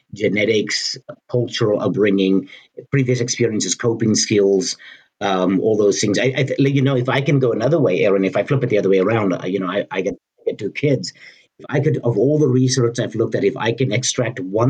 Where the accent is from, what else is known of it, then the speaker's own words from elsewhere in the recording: United States; I'm an American